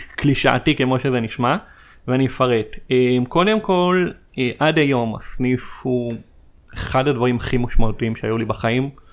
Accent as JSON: {"language": "Hebrew", "town": "Petah Tikva", "region": "Central District", "country": "Israel", "tie": "born or raised there", "said": "במקור אני מפתח תקווה, בשכונת כפר גנים"}